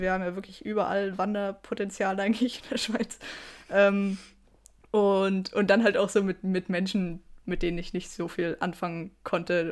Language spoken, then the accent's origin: German; Germany; now in Switzerland; ich bin mega deutsch.